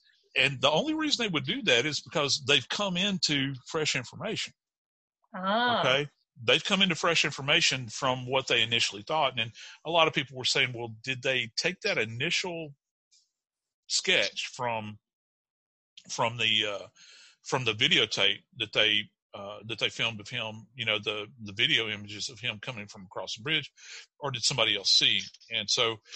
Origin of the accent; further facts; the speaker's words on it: North Louisiana, United States; moved away; I was born in North Louisiana